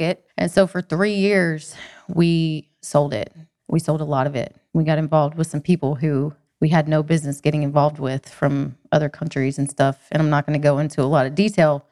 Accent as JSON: {"language": "English", "town": "Cherokee", "region": "North Carolina", "country": "United States", "tie": "born or raised there", "also_born_or_lived": "Athens, Georgia", "said": "I'm from the mountains in North Carolina."}